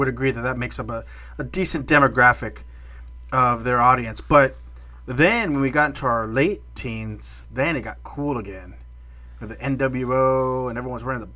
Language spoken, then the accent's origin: English; South Texas, United States; growing up in South Texas